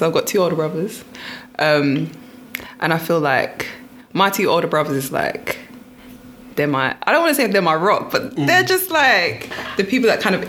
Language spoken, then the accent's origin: English; Enfield, London, United Kingdom; I grew up in Enfield, innit? I went to primary school in Enfield, pretty much.